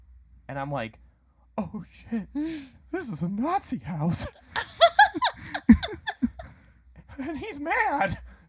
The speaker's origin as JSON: {"language": "English", "region": "Wales", "country": "United Kingdom", "said": "Should I tell him I'm Welsh? I think it's too late."}